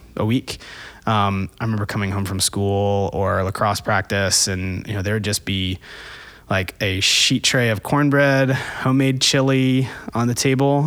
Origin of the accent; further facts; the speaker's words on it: Florida, United States; now in Atlanta, United States; I grew up in Florida.